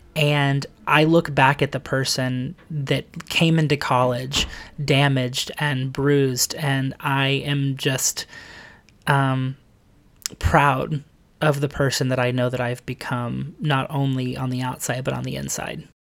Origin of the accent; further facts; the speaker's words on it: Lexington, Kentucky, United States; now in New York City, United States; I am originally from Lexington, Kentucky. Um, I was adopted there at a very young age